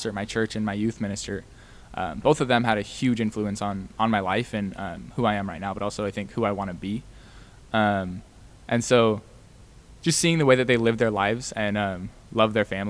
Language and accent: English; Deer Park, Washington, United States; I grew up about 15 minutes north of there in a little town called Deer Park